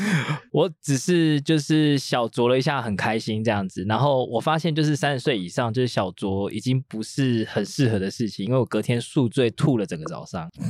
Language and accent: Chinese; Taiwan; 我生在这里这么久，然后完全不知道台湾这块土地发生过这些事情